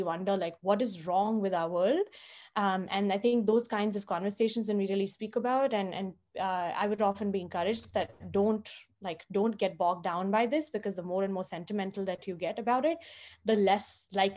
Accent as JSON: {"language": "English", "region": "Maharashtra", "country": "India", "tie": "born or raised there", "also_born_or_lived": "Osmanabad / Latur / Yavatmal / Nagpur", "said": "I grew up in, not in Mumbai, but actually in small towns across the state of Maharashtra"}